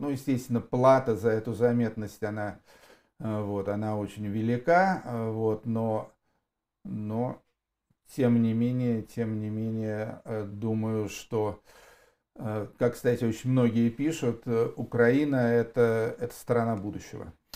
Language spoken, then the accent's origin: Russian; Yaroslavl, Yaroslavl Oblast, Russia; Я тоже уроженец города Ярославля